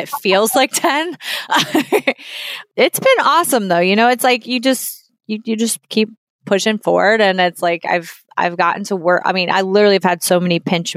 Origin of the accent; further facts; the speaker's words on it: New Orleans, Louisiana, United States; moved away; also born or lived in Nashville; I'm from New Orleans